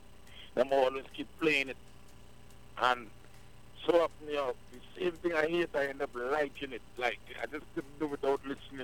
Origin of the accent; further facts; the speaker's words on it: Trinidad & Tobago; First, let me make it be known that I'm a Trinidadian, in case a lot of people don't know still, so, you know, because I've been around so many Jamaicans and Guyanese, my accent all over the place